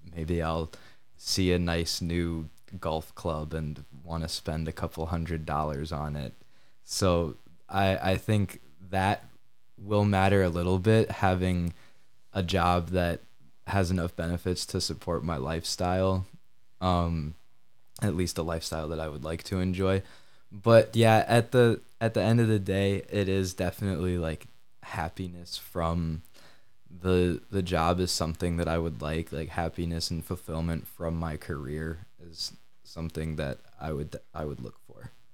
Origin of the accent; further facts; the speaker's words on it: Kalamazoo, Michigan, United States; also born or lived in Grand Rapids, Michigan; I'm from Kalamazoo, Michigan